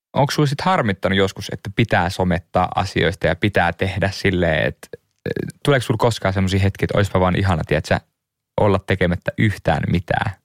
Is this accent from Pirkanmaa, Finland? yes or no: no; Liminka, North Ostrobothnia, Finland; also born or lived in Suomenlinna, Helsinki; now in Helsinki, Finland; Ei liminkaan, mistä mä oon kotoisin pohjoisesta